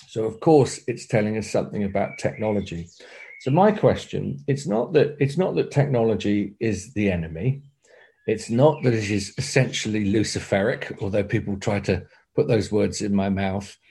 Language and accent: English; Torbay, South West England, United Kingdom; also born or lived in South Devon; I was born in Torbay nearby